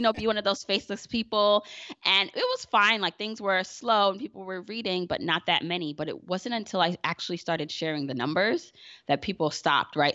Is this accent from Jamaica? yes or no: yes; Jamaica; I'm Jamaican